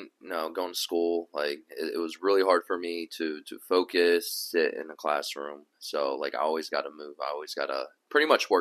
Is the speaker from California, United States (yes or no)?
no; Cherry Hill, New Jersey, United States; living in Jersey, growing up in Cherry Hill